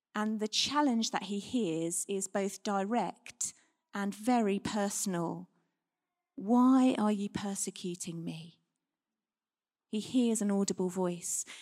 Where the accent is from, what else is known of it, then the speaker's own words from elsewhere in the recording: United Kingdom; We're British